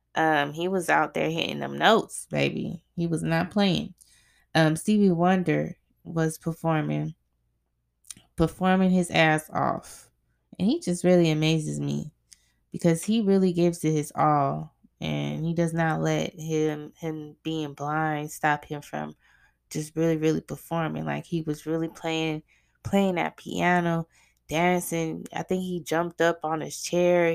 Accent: Arizona, United States; I grew up in Arizona

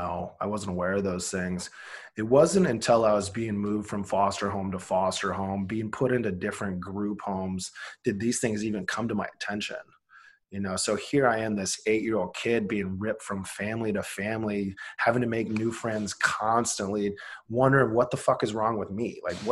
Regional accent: Iowa, United States; Grew up super poor in Iowa

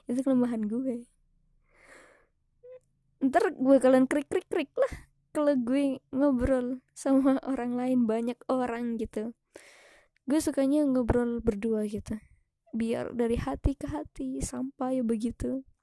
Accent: Temanggung, Central Java, Indonesia; Gue terlahir dari daerah yang seperti itu di Temanggung. Lo cari deh Temanggung dari Jawa Tengah gue orang Jawa

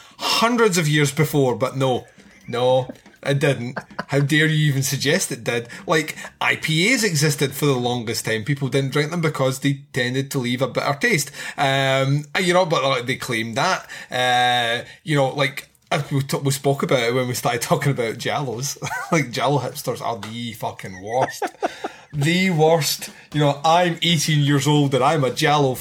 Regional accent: Scotland, United Kingdom; I'm Scottish

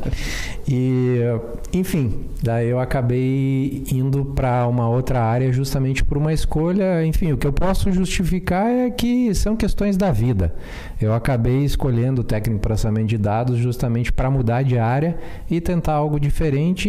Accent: Sertão, Rio Grande do Sul, Brazil; Sou do interior de Sertão

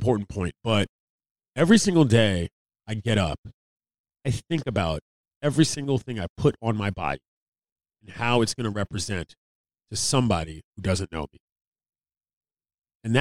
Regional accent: United States; as the American people

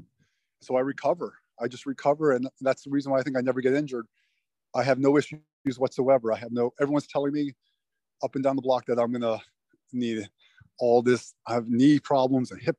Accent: Miami, Florida, United States; I grew up in Miami

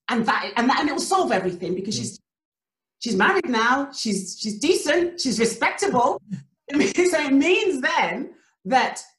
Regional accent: Nigeria; the culture that I come from, where we're Nigerian

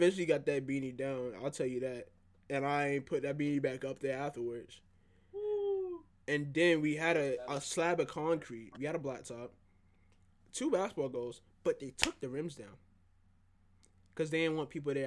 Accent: South Carolina, United States; Growing up in South Carolina

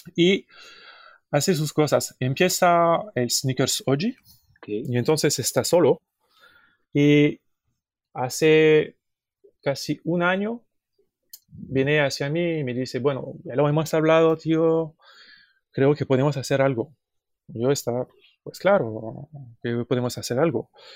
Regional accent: Paris, Île-de-France, France; Spanish is a second language; venimos de París, Francia

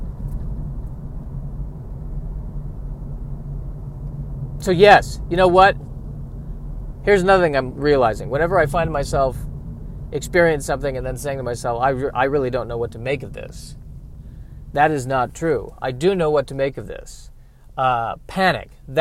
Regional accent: United States; I'm an American

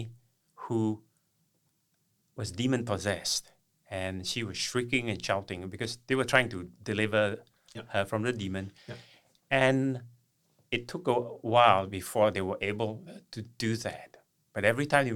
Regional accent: East Malaysia, Malaysia; moved away; I'm from Malaysia, on the eastern part of Malaysia, which is on the island of Borneo.

